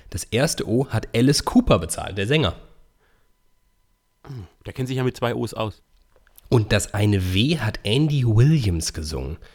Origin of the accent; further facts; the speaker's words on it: Iffezheim, Baden-Württemberg, Germany; in oh. meiner Heimat. Äh, auf, in Iffelsheim.